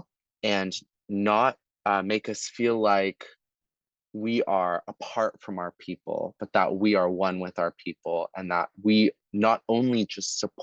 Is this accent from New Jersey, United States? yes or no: no; San Diego, California, United States; I grew up in Southern California